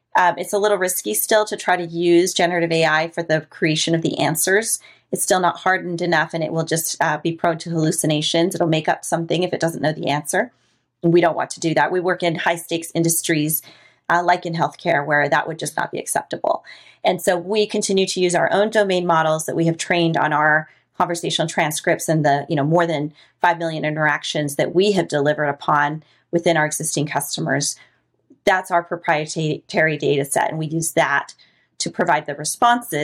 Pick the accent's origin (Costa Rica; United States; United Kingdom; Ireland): Costa Rica; moved away; I'm from Costa Rica. One thing you and I didn't talk about is the fact that I'm actually from Latin America, which is where I grew up